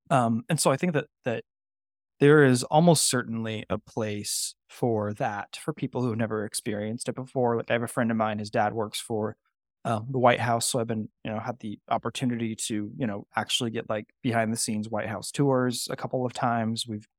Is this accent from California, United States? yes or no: yes; California, United States; moved away as an adult; so I grew up in California, right? And the history that I was used to was like the Gold Rush and you know the missions and things like that. So when I very first came out to the East Coast in 2013